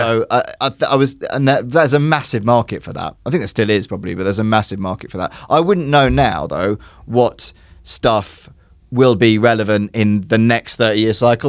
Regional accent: Surrey, South East England, United Kingdom; I grew up in England, I grew up in Surrey

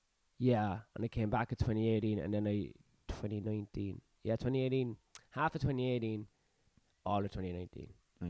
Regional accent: Ireland; But I'm Irish indigenous.

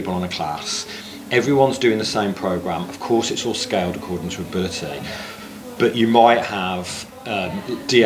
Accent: the Midlands, England, United Kingdom; now in London, United Kingdom; I'm from the Midlands.

